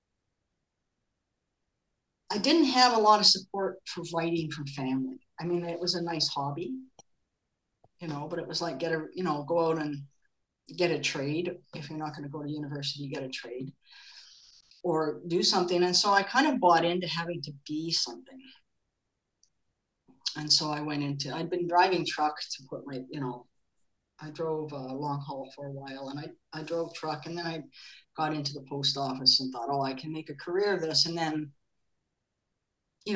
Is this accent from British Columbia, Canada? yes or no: yes; Vancouver, British Columbia, Canada; moved away as an adult; also born or lived in Los Angeles; now in Germany; I was from Vancouver, 1977